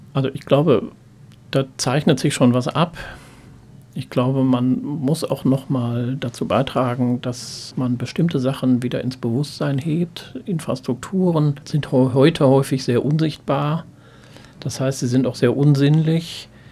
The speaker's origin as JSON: {"language": "German", "area": "Ruhr area", "region": "North Rhine-Westphalia", "country": "Germany", "said": "ich komme eigentlich aus dem Ruhrgebiet"}